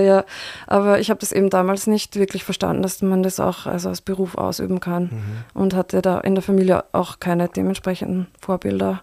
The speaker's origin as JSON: {"language": "German", "town": "Linz", "region": "Upper Austria", "country": "Austria", "tie": "born or raised there", "also_born_or_lived": "Berlin / Beijing", "moved": "as an adult", "lives_now": "Vienna, Austria", "said": "Linz ist meine Heimatstadt"}